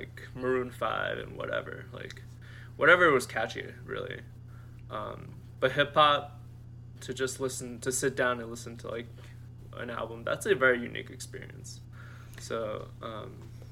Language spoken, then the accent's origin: English; United States; growing up in America in high school